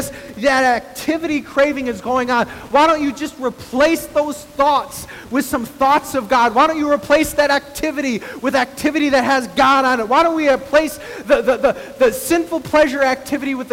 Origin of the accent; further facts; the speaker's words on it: El Paso, Texas, United States; moved away; also born or lived in Midwest; I was born in El Paso, Texas